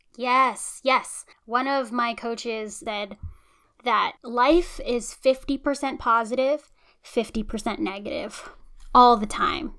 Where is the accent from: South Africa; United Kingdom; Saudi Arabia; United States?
United States; as long as I've lived in America, which has been my entire life